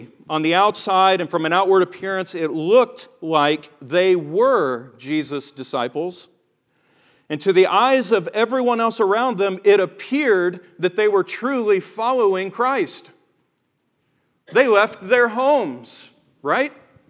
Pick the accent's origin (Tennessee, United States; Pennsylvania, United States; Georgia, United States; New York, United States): Tennessee, United States; He drove that accent out of me. But growing up in the South, and growing up in Tennessee especially, just the tattered remnants of the Bible Belt, whatever's left of it.